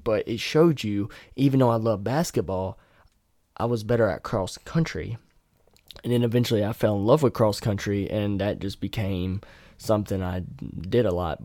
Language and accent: English; near Raleigh, North Carolina, United States; moved away; we go back to my hometown, yeah, it's a shithole, but I could take her to Raleigh